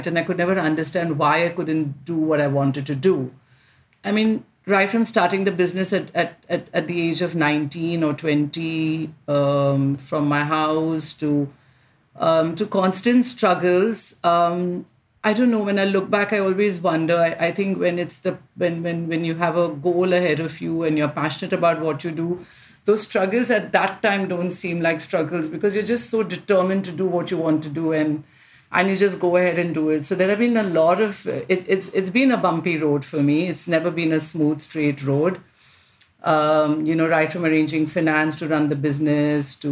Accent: India; I'm an Indian fashion designer

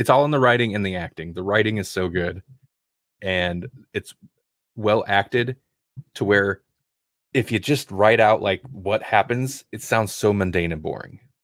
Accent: United States; I'm an American

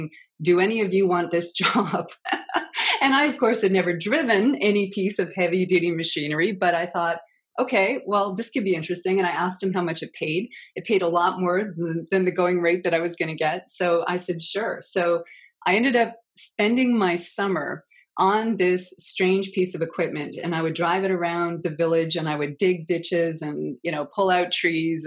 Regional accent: Lillooet, British Columbia, Canada; my hometown called Lillooet, British Columbia, which is a beautiful place.

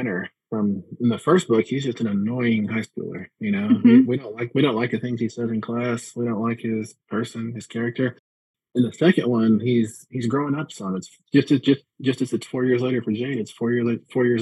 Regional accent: Midland, Texas, United States; also born or lived in Montana; now in Colorado, United States; my hometown of Midland, Texas

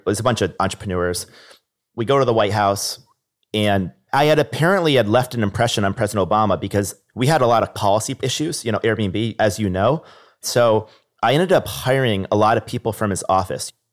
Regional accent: Niskayuna, New York, United States; I remember growing up in Niskind in New York

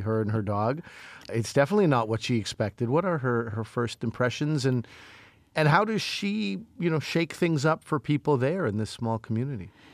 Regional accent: Montreal, Quebec, Canada; I grew up in Montreal

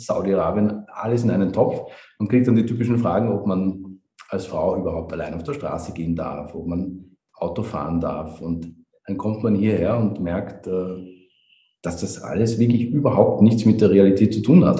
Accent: Vienna, Austria; moved away as an adult; also born or lived in Maastricht; now in Ras Al Khaimah, United Arab Emirates; bin äh, ein echter Österreicher, bin in, in Wien geboren und habe auch wirklich fast mein gesamtes Leben in Wien verbracht.

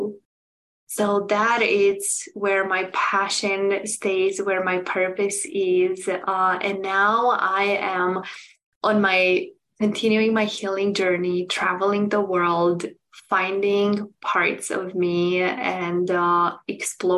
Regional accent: Romania; moved away as an adult; now in United States; I'm originally from Romania, and I moved almost 9 years ago to United States

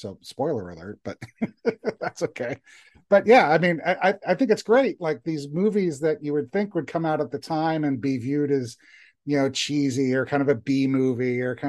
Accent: North Carolina, United States; We're actually from North Carolina. So when we wound up in Atlanta and I started scouting Atlanta, we got excited about it because it looked so much like our own childhoods.

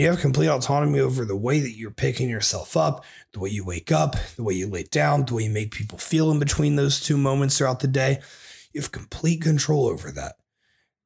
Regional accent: Springfield, United States; moved away; When I lived back in Springfield in my hometown, I would go visit my grandpa every week.

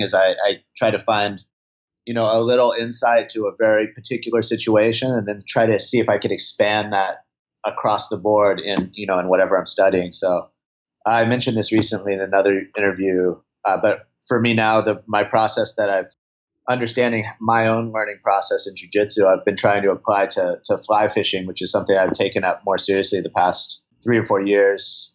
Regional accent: Santa Cruz, California, United States; I'm from Santa Cruz, California. So, you know, I grew up, I grew up surfing a lot.

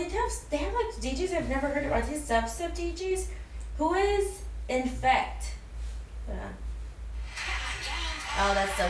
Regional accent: San Diego, California, United States; born or raised there

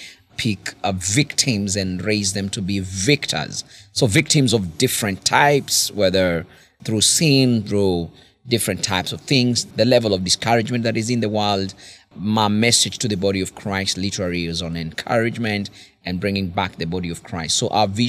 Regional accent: Karatina, Nyeri County, Kenya; I'm coming from Kenya. I come from the central part of Kenya.

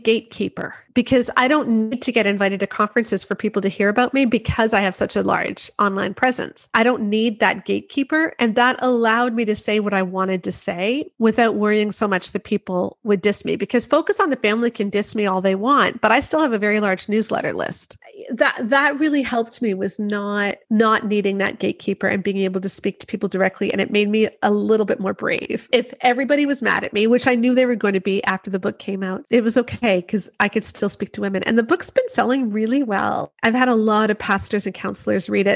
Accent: Canada; I'm Canadian. So I'm outside of the US

